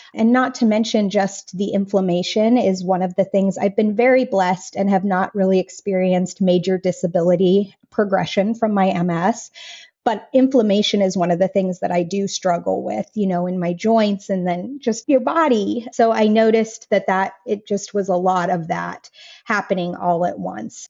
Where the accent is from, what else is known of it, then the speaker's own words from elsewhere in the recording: Colorado, United States; moved away as an adult; now in Raeford, United States; we left the place that I was born and raised in Colorado